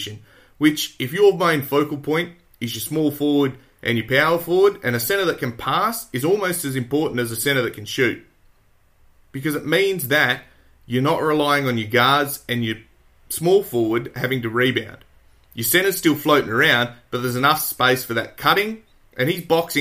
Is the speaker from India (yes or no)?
no; Australia; I'm an Aussie